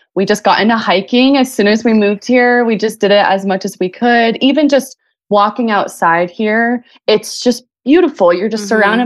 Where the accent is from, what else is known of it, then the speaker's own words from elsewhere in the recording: Phoenix, Arizona, United States; also born or lived in Flagstaff, Arizona / Sedona, Arizona; I grew up in Phoenix and I moved up north to Flagstaff originally 7 years ago for college.